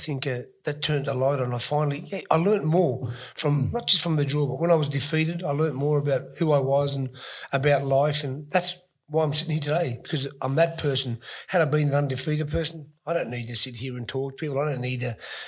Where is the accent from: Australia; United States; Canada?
Australia; St Peters; I grew up in St. Peter's in a little area where we were wogs and we were like, you know, the Aboriginals would call us names